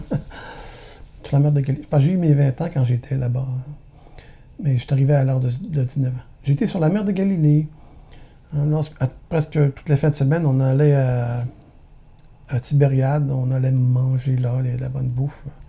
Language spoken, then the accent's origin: French; Montreal, Quebec, Canada; je suis né à Montréal en 1960, famille de neuf enfants. Mon père travaillait au port de Montréal